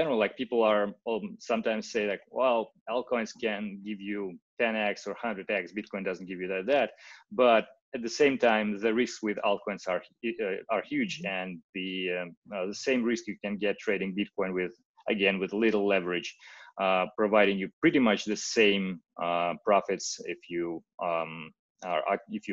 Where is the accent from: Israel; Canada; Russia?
Russia; English is a second language; moved away as an adult; now in Okinawa, Japan; I'm from Russia. I live